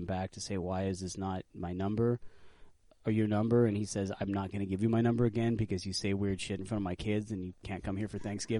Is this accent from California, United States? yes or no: yes; McKinleyville, California, United States; I grew up in McKinleyville, California